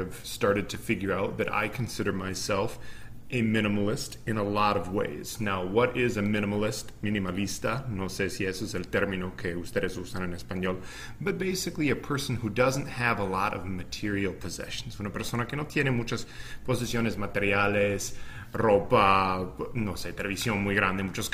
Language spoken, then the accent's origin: English; Minnesota, United States; I'm from Minnesota, from the US, and I grew up in an upper middle class family